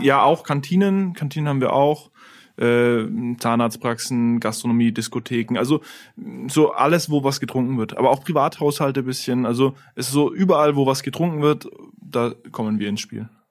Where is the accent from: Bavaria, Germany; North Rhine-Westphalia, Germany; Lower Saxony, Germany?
Bavaria, Germany; Lauf an der Pegnitz; also born or lived in Italy; Wir kommen beide aus Lauf, sind da im COT auch auf die Schule gegangen